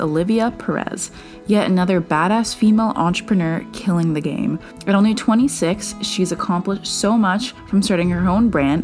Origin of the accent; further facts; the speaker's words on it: Canada; I'm from Canada, and I was in a business program, and we have these co-ops